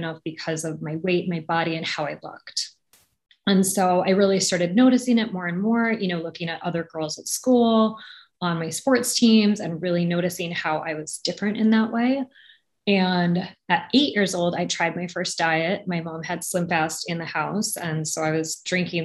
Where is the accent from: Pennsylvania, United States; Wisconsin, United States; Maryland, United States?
Wisconsin, United States; moved away as an adult; also born or lived in New York; I grew up in Wisconsin, but I was in New York for college